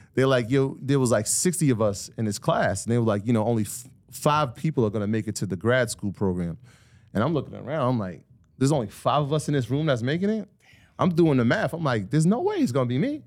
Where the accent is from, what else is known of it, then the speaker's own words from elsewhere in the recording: Greenburgh, New York, United States; also born or lived in South Bronx, New York / Jamaica (ancestry); I was born there, but I was definitely raised in Greenberg